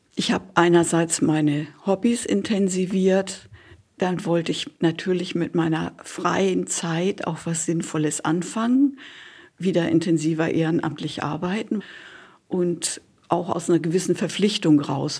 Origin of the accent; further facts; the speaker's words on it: Northern Germany, Germany; Ich bin auf dem Land aufgewachsen in Norddeutschland.